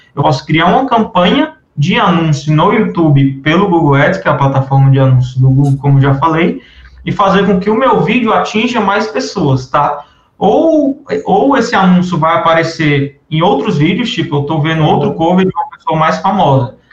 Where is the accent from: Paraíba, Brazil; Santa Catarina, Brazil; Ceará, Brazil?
Ceará, Brazil; Fortaleza; eu sou aqui de Fortaleza, Ceará